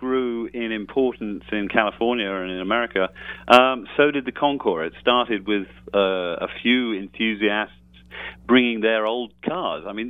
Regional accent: United Kingdom; I am British

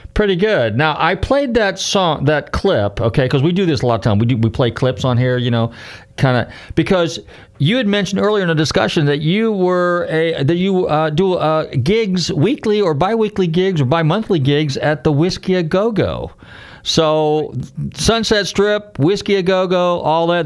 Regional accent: Northern California, United States; I grew up in Northern California, so I'm from that area. So I, I grew up in the '60s

